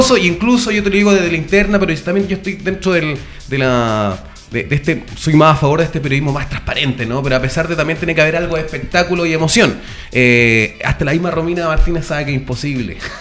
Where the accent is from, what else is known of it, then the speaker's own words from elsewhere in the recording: Valparaíso, Chile; soy de Valpo